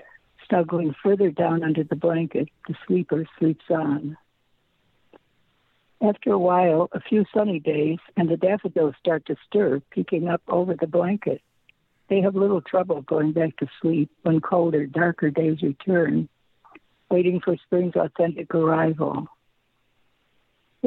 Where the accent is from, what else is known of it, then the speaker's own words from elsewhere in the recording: Northeast, United States; also born or lived in Illinois; now in Southern California, United States; I grew up in the Northeast